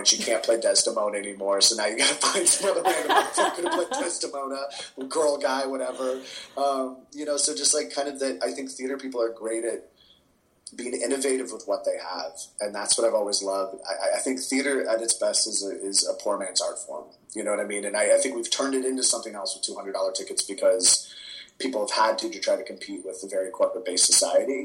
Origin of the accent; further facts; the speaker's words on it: Bay Area, California, United States; moved away as an adult; now in New York, United States; I grew up in the Bay Area theater community